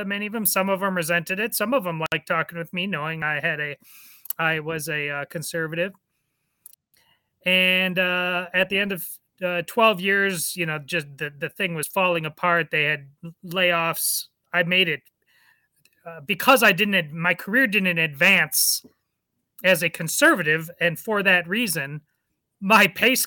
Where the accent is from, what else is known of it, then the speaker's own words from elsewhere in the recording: Madison, Wisconsin, United States; I was born in Madison, Wisconsin, the Berkeley of the Midwest. Very liberal, but Madison was a great place to grow up